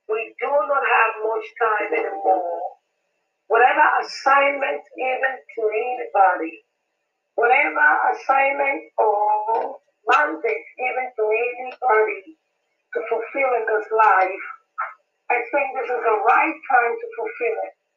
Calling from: Nigeria; I am calling and uh, I am speaking from Nigeria.

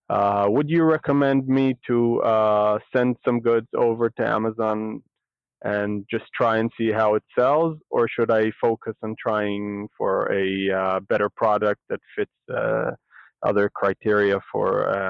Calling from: Israel; I'm calling from Israel.

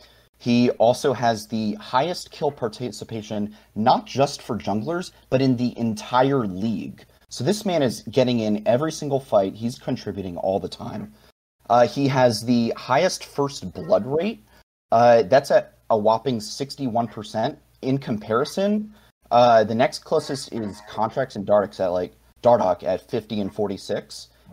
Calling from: Arlington, Virginia, United States; Calling from Arlington, Virginia, right outside Washington, D.C.

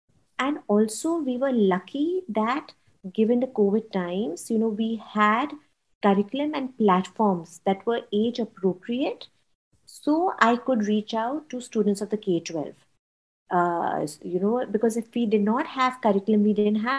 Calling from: Mumbai, Maharashtra, India; I'm calling in from Mumbai, India.

